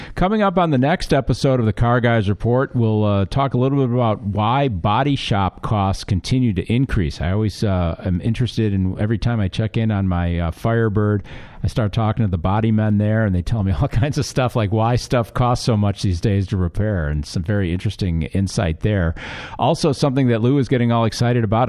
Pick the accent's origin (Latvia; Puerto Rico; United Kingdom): United Kingdom; England; moved away; I am from England.